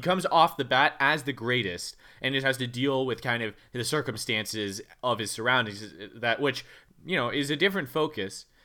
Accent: United States; a person who is from, you know, bumfuck nowhere, U S

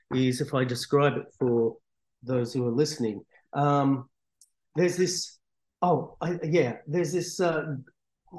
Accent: Australia; My Italian's okay, but I call it like kitchen Italian growing up in Australia because my parents spoke Italian and so did my grandparents

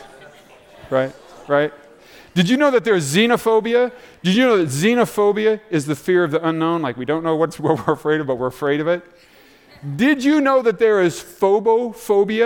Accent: Des Moines, Iowa, United States; I grew up in Des Moines, about 3 hours south here.

